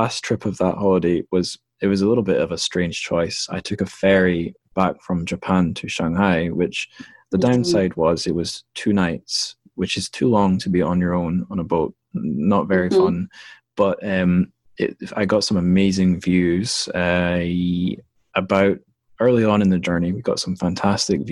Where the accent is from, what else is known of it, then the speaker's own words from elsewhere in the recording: Dundee, Scotland, United Kingdom; I'm from Dundee, which sits on the River Tay near where it meets the North Sea, I think, where it goes off the east coast of Scotland